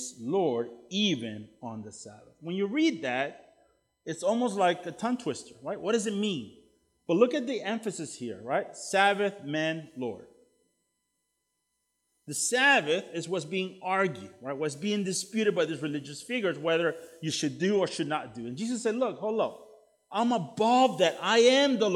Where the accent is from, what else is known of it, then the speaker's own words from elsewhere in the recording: El Salvador; now in United States; I'm from El Salvador originally